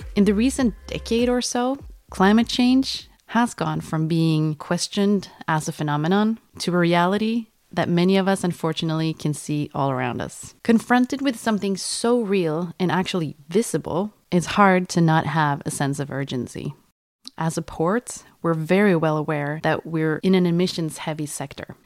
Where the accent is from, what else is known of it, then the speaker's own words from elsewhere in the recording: Sweden; English is a second language; we're all from Sweden